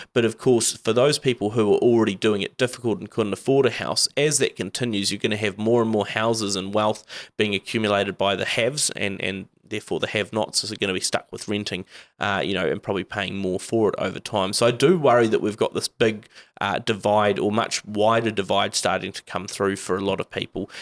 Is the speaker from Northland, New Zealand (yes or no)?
yes; Whangarei, Northland, New Zealand; I come from Whangarei